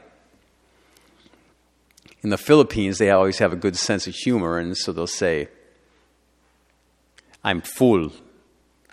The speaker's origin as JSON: {"language": "English", "country": "United States", "said": "I'm an American"}